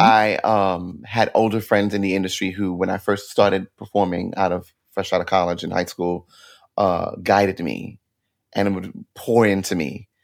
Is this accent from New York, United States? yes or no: yes; New York City, New York, United States; moved away as an adult; now in New Jersey, United States; I'm a Brooklyn born and bred kid